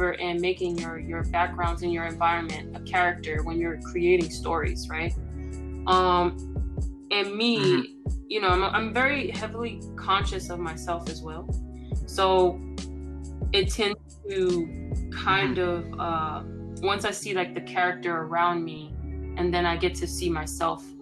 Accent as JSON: {"language": "English", "town": "New York City", "region": "New York", "country": "United States", "tie": "born or raised there", "moved": "yes", "said": "the gritty city of my hometown"}